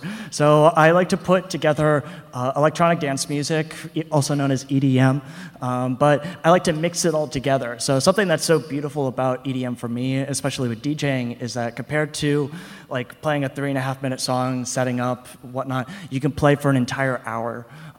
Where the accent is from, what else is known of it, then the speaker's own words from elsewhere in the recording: Manhattan, Kansas, United States; born there; I was born in Manhattan, Kansas, and then my dad also, we were at Fort Leavenworth for a year.